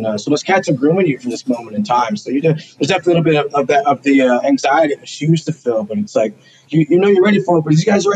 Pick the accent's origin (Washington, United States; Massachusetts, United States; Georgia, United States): Washington, United States; Seattle; I grew up in … neighborhood